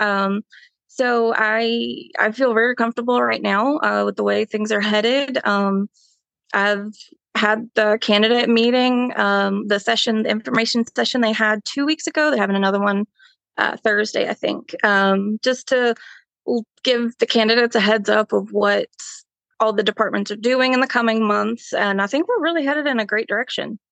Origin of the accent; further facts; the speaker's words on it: Belmont, North Carolina, United States; I have really, um, grown up in Belmont